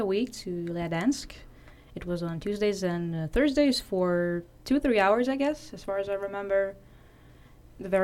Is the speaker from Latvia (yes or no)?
yes; Latvia; moved away as an adult; now in Denmark; I come from Latvia, I study GMM here in SDU